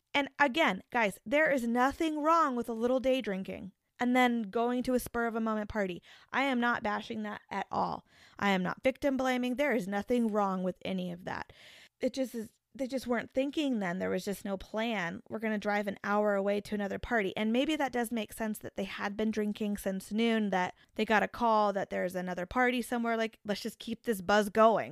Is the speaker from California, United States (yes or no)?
no; the Topeka, Kansas area, United States; Being from the area, I think I'd describe Topeka as being more urban